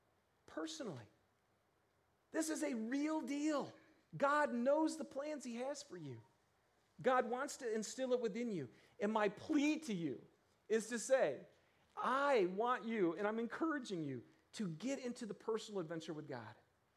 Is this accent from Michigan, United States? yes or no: yes; Michigan, United States; You guys, I'm from Michigan. You know, my mom and dad are farmers.